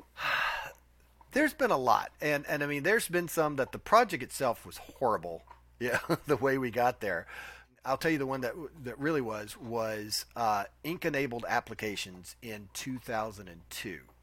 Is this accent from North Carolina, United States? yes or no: no; Nashville, Tennessee, United States; We are born and bred in Nashville. I'm a native